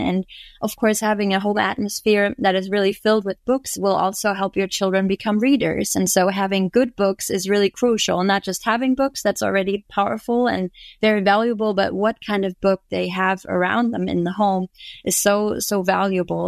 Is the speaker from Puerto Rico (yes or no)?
no; Germany; moved away as an adult; now in Florida, United States; I was actually born and raised in Germany, and me and my family just moved over to Florida two years ago